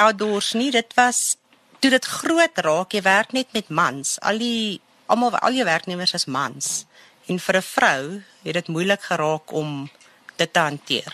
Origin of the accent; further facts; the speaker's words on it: Germiston, Gauteng, South Africa; now in Boksburg, South Africa; Ek het in Germiston groot geword.